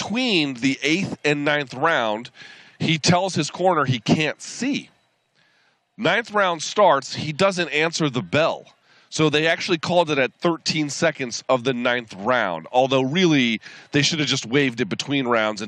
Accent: Washington, District of Columbia, United States; We are in Washington, D.C., not just because it's my hometown

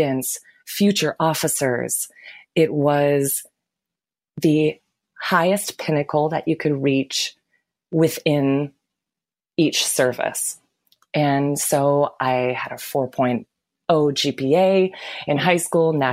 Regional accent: Lansing, Michigan, United States; I was born and raised in Lansing, Michigan.

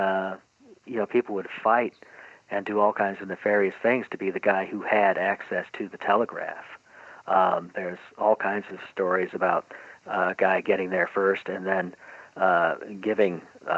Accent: St. Louis, Missouri, United States; where I grew up in St. Louis

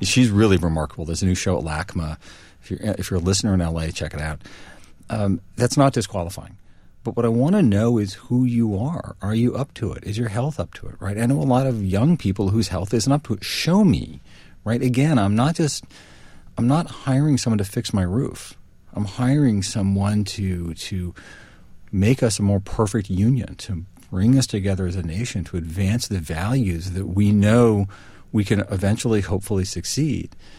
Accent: New Haven, Connecticut, United States; I grew up in New Haven, Connecticut

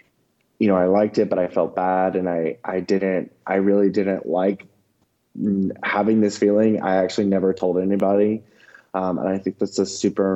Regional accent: the South, United States; born or raised there

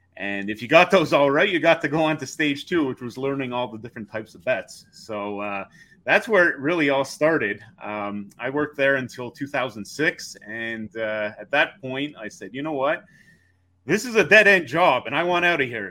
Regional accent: just outside Montreal, Quebec, Canada; now in Toronto, Canada; we grew up just outside Montreal

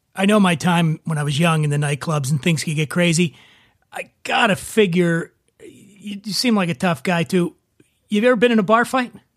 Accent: Philadelphia, Pennsylvania, United States; right outside of my hometown of Philadelphia

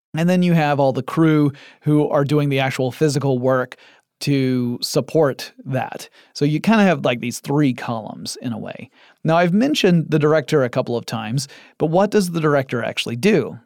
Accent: Atlanta, Georgia, United States; I live in Atlanta, Georgia, in the United States of America, and my hometown has become something of a second Hollywood.

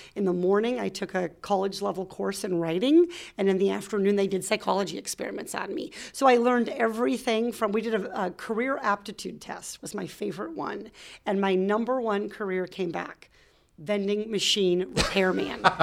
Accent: Iowa, United States; moved away as an adult; also born or lived in Arkansas / Orange County, California; now in California, United States; I grew up in Iowa

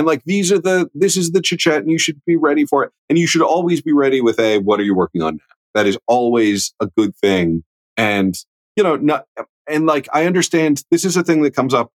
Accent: Midwest, United States; I'm from the Midwest

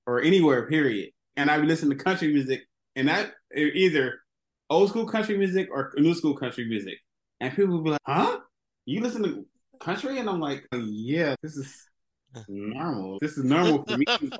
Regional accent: Los Angeles, California, United States; I grew up in Los Angeles

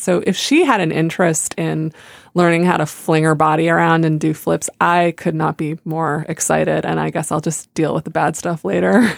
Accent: United States; I grew up near the Canadian border

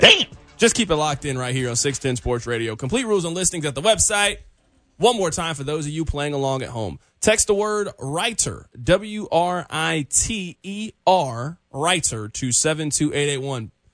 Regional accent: Kansas City, Missouri, United States; I was born and raised in Kansas City, Missouri

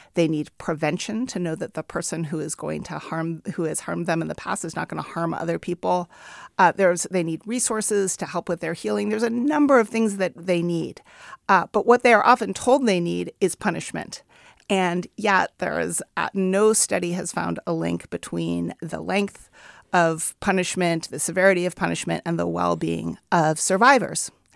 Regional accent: Oakland, California, United States; my hometown of Oakland

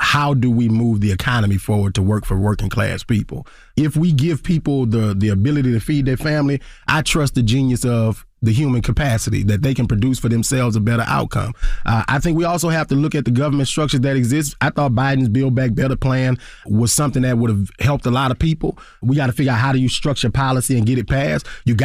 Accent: Baton Rouge, Louisiana, United States; You know, I grew up in North Baton Rouge. I grew up middle class black.

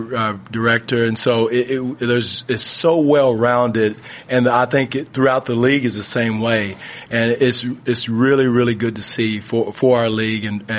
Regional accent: United States; moved away as an adult; now in Canada; I'm not Canadian. I'm American, but living there, working there, and happily so

